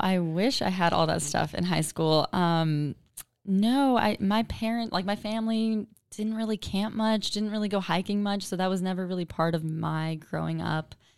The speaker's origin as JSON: {"language": "English", "town": "Chino", "region": "California", "country": "United States", "tie": "born or raised there", "also_born_or_lived": "West Covina, California", "moved": "yes", "lives_now": "Austin, United States", "said": "I was born in West Covina, and I grew up mostly in a little town called Chino in Southern California"}